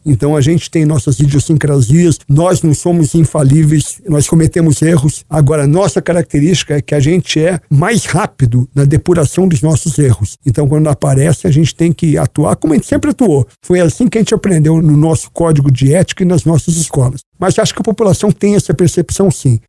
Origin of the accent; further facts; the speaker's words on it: São Paulo, Brazil; moved away; also born or lived in Campinas / Rio de Janeiro / Curitiba; fui designado pelo general Pujol para ser comandante militar do Sudeste, que é onde eu estava até assumir o comando do Exército. Também foi um grande comando, que foi a primeira vez que eu tive a oportunidade de voltar para minha terra natal